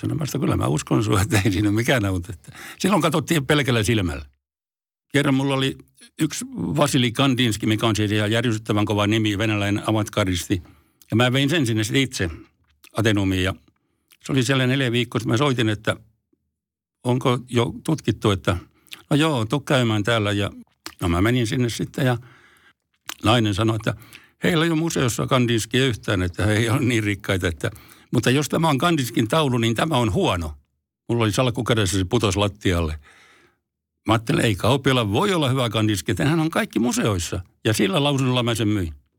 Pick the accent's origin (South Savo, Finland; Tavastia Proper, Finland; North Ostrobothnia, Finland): Tavastia Proper, Finland; Forssa; also born or lived in Helsinki; Forssaan olen syntynyt, tai syntynyt Helsingissä, mutta mä taisin olla sellainen vaikea tapaus, niin mä kävin täällä vaan tulemassa rääkäsemässä ja sitten muutin Forssaan ihan siellä, että olen forssalainen.